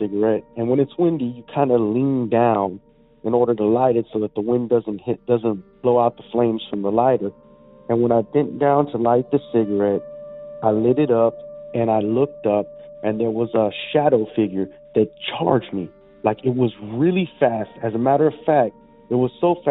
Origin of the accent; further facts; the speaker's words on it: Texas, United States; Growing up in Texas